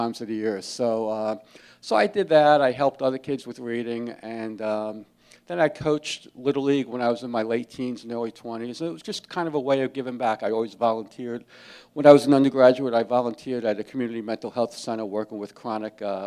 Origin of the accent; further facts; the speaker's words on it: Jersey City, New Jersey, United States; I grew up in Jersey City, New Jersey